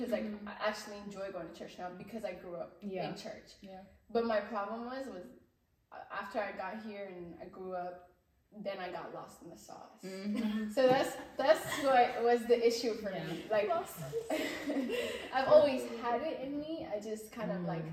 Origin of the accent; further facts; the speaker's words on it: Ethiopia; moved away; when I was growing up in Ethiopia, I've always wanted to be Mezemran at church